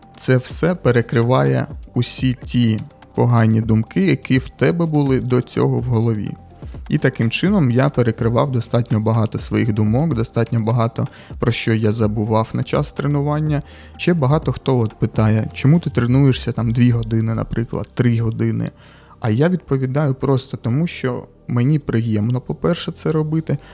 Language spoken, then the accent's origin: Ukrainian; Kharkiv, Kharkiv Oblast, Ukraine; accent: surzhyk; я харків'янин, і можливо, десь ви будете чути якісь суржики